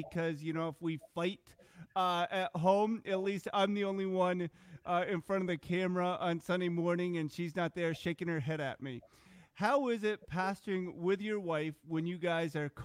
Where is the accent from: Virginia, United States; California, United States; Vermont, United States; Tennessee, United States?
Vermont, United States; I was adopted when I was like 8 months old. Like, I grew up here in Vermont. I'm not going to have an accent